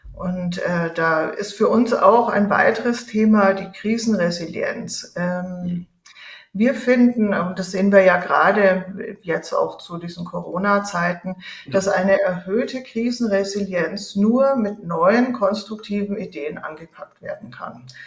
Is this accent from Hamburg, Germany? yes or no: no; Nuremberg, Bavaria, Germany; moved away as an adult; now in Switzerland; Geboren bin ich in Nürnberg und ich lebe inzwischen in der Schweiz